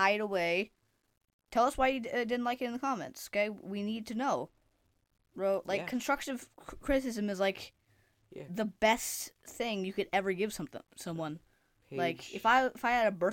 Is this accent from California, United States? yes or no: yes; Sacramento, California, United States; I was born in Sacramento, California